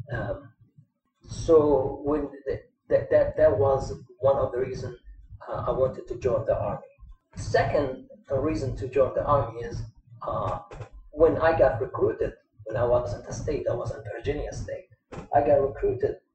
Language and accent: English; Kuwait; also born or lived in Lebanon; now in United States; I born and raised, born and raised in Kuwait. Mm. Even though I'm Lebanese, but I born and raised in Kuwait